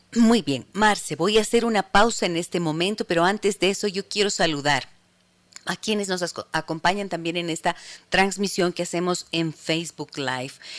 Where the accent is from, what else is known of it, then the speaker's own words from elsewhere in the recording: Ibarra, Imbabura, Ecuador; desde la ciudad de Ibarra, mi tierra.